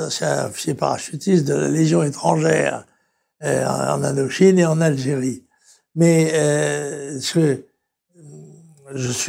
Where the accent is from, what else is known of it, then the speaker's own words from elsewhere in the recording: La Trinité-sur-Mer, Brittany, France; comme dit la, devise de mon pays natal, la Trinité-sur-Mer, Arendoir, mour sur terre et sur mer.